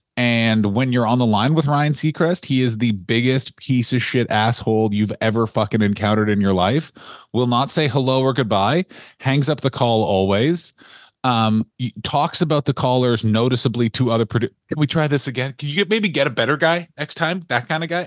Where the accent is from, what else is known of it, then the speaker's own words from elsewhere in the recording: Ontario, Canada; I'm from a little place called Ontario